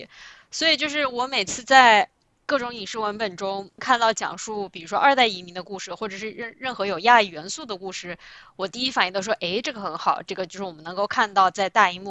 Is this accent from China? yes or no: yes; China; moved away as an adult; now in United States; 至少我作为在国内长大，其实我们都是属于就是作为汉族人是属于主流的